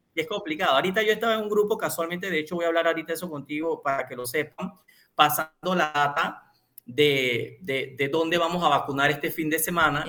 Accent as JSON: {"language": "Spanish", "country": "Panama", "said": "para nosotros como panameños"}